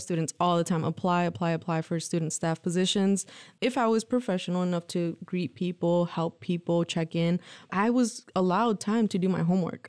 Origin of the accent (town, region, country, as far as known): Lansing, Michigan, United States; born or raised there; also born or lived in Mexico